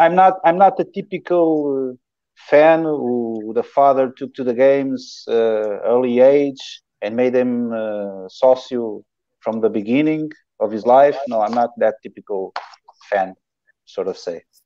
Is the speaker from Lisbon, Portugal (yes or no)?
yes; Queluz, Lisbon, Portugal; I'm from Calouge